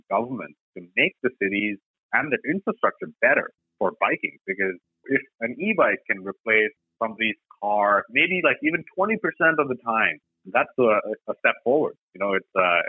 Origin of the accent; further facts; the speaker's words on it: Bangalore, Karnataka, India; moved away as an adult; now in Saskatchewan, Canada; I grew up in Bangalore, India, which is the IT capital of India.